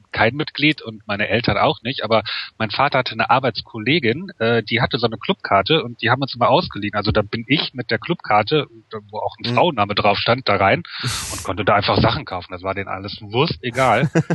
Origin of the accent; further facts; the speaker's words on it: Wuppertal, North Rhine-Westphalia, Germany; ich komme ja aus Wuppertal